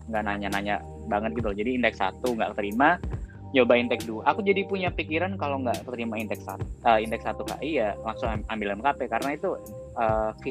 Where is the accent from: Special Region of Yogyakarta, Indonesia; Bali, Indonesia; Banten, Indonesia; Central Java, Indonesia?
Special Region of Yogyakarta, Indonesia; Yogyakarta; apa sebagai orang Jogja masuk UGM tuh kayak sebuah achievement